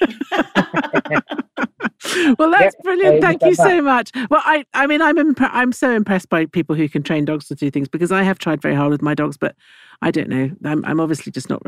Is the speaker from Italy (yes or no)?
yes; Italy; now in England; I grew up in Italy